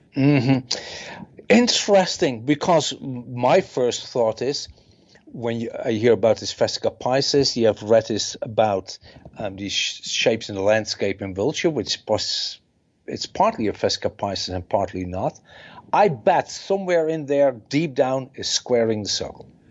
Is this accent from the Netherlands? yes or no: yes; Netherlands; I'm from the Netherlands